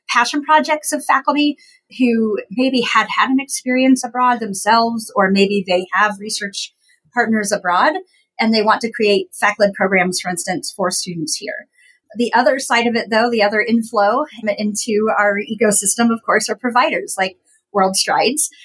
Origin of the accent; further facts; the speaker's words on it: Appalachian Ohio, United States; I grew up in Appalachian, Ohio. So if anybody is familiar with that area, down in southeastern Ohio where I grew up